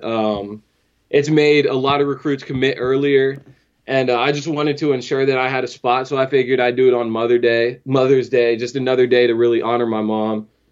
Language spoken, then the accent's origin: English; Fredericksburg, Virginia, United States; born and raised in Fredericksburg